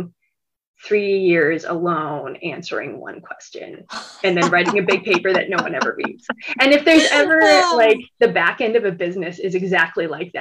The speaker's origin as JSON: {"language": "English", "region": "North Dakota", "country": "United States", "also_born_or_lived": "Australia", "moved": "as an adult", "said": "living in Australia, even though I'm from North Dakota"}